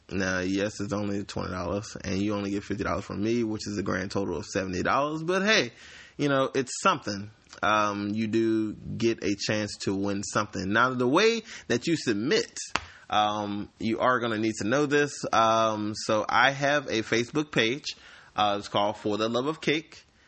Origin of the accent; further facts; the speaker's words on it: Slidell, Louisiana, United States; I am from Slidell, Louisiana.